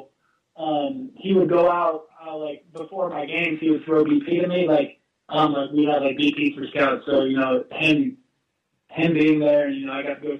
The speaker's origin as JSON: {"language": "English", "town": "Orlando", "region": "Florida", "country": "United States", "tie": "born or raised there", "also_born_or_lived": "Niagara Falls, New York", "said": "I grew up in Orlando, Florida"}